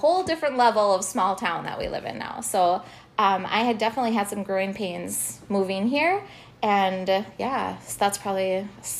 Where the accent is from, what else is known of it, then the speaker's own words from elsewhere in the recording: Hutchinson, Minnesota, United States; moved away as an adult; also born or lived in Duluth; now in Madison, United States; So I came from Hutchinson. I grew up in Hutchinson, which some people would say is a small town.